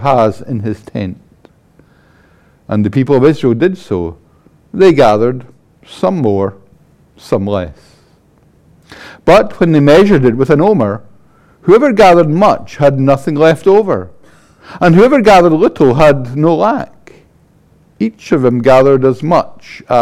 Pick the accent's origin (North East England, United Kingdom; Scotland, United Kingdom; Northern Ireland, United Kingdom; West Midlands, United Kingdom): Scotland, United Kingdom; Paisley; I'm from Paisley